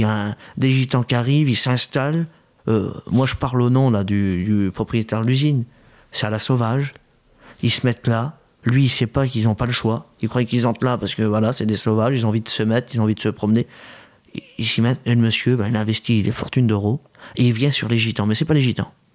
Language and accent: French; Paris, Île-de-France, France; nous, on est parisiens. Moi, je suis un parisien